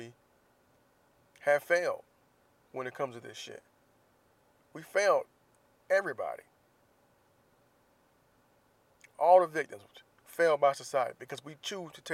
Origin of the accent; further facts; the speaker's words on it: Jacksonville, Florida, United States; moved away; my hometown, Jacksonville, Florida, where I do not currently live.